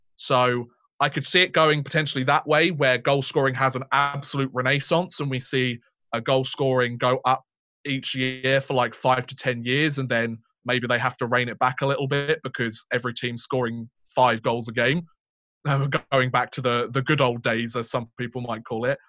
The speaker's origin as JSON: {"language": "English", "country": "United Kingdom", "said": "two British guys"}